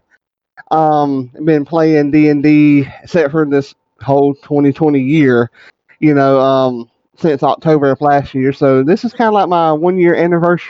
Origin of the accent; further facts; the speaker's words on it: South Georgia, United States; I am from South Georgia